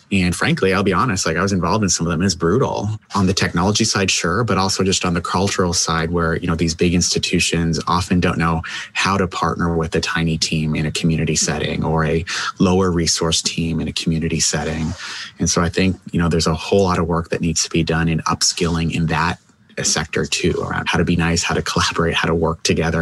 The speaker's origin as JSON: {"language": "English", "country": "Canada", "said": "I'll disclose I'm a Canadian"}